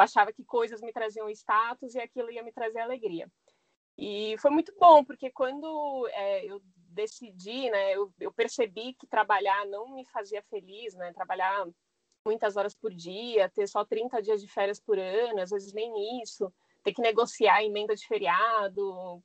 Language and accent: Portuguese; São Paulo, Brazil; moved away; minha infância foi na Zona Norte de São Paulo